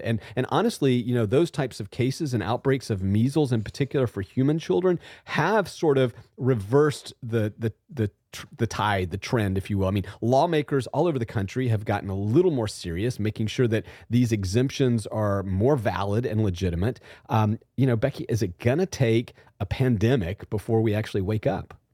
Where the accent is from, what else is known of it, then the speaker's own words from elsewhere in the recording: Southwest Georgia, United States; moved away; I came from Southwest Georgia as a child